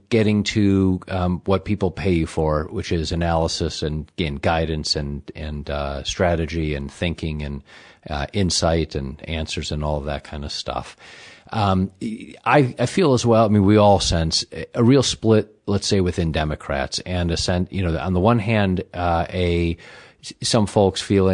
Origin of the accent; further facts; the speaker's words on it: Midwest, United States; moved away; I'm from the Midwest originally